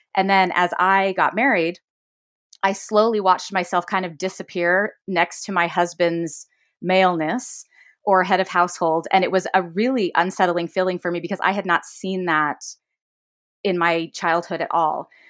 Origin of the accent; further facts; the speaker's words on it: Davis County, Utah, United States; I grew up in Utah, Davis County specifically.